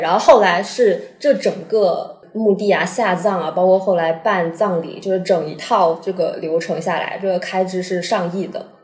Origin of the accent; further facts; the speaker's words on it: Shenzhen, Guangdong, China; moved away as an adult; also born or lived in Chaoshan; 按照我在哪里生活的时间最长，以及我在哪里长大的，哦，那我是个深圳人